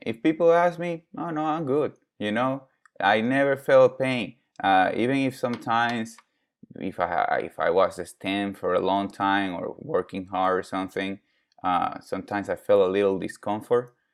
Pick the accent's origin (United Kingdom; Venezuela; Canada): Venezuela; now in United States; I was born in Venezuela. I'm Venezuelan, Italian, Lithuanian.